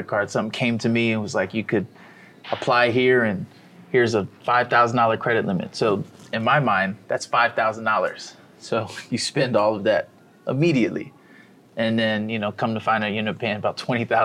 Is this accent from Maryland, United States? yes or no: yes; Columbia, Maryland, United States; moved away as an adult; also born or lived in Pittsburgh, Pennsylvania; now in Miami, United States; Grew up in a city called Columbia, not too far from Baltimore